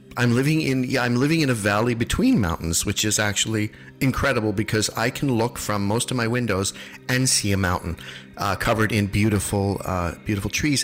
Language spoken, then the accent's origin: English; New England, United States; I'm from New England